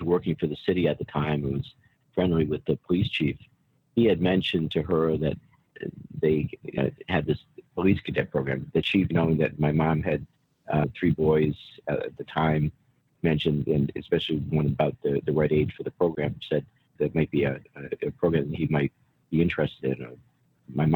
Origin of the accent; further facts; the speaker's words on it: Warwick, Rhode Island, United States; Warwick, Rhode Island is my hometown. Born and raised there. I still live in Warwick.